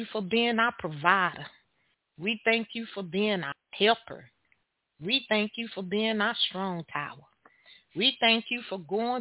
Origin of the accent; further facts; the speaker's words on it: Texas, United States; I am your host from Texas